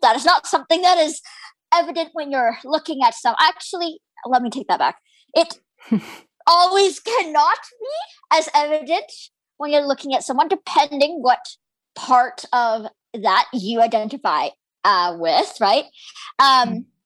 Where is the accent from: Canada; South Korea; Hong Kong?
Canada; My parents were born in India and immigrated to Canada, and I was born here